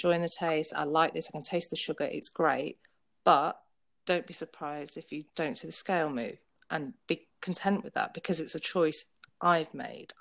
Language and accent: English; United Kingdom; I'm British.